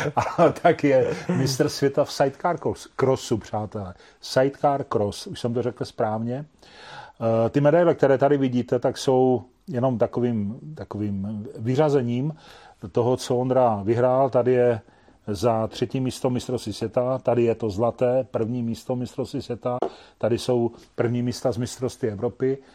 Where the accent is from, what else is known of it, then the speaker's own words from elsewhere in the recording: Šumperk, Olomouc Region, Czechia; jsem původem ze Šumperka